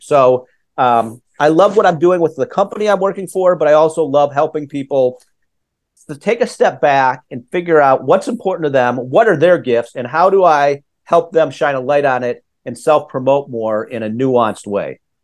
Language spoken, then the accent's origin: English; Minneapolis, Minnesota, United States; I grew up in in Minnesota, Minneapolis.